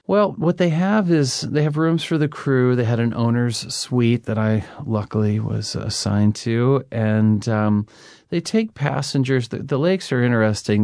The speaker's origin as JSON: {"language": "English", "region": "Maine", "country": "United States", "tie": "born or raised there", "said": "I grew up in Maine"}